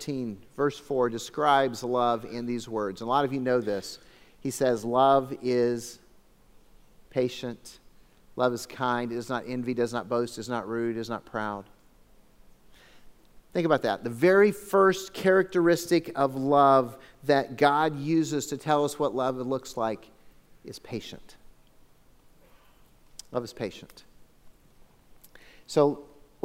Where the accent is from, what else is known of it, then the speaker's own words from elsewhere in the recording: Phoenix, Arizona, United States; now in Lake Havasu City, United States; I grew up in Phoenix.